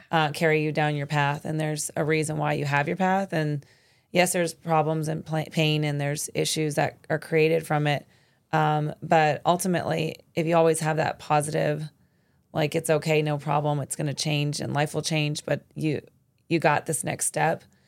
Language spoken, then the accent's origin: English; Arizona, United States; moved away as an adult; also born or lived in New York City; born and raised in Arizona and then was able to go to New York City